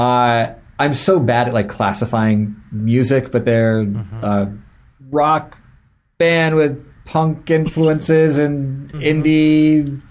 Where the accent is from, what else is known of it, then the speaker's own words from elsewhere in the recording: Florida, United States; I grew up in Florida so we went to Disney